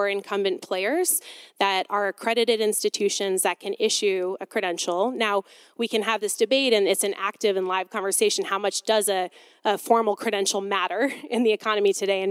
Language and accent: English; Detroit, Michigan, United States; I'm from Detroit, Michigan.